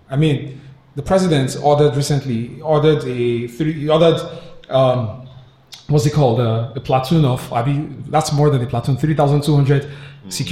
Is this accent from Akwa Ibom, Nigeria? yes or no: no; Rivers State, Nigeria; How does it affect me from River State?